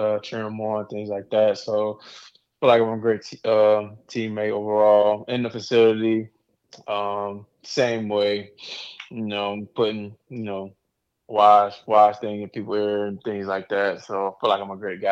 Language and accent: English; Charlotte, North Carolina, United States; growing up in Charlotte, seeing it my whole life